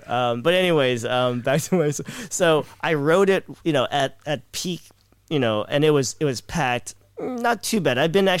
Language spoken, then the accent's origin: English; Los Angeles, California, United States; I wasn't born and raised in Manila in the Philippines. You know, I was, you know, pretty much here in Los Angeles. So for me, Manila was a very romanticized city, right?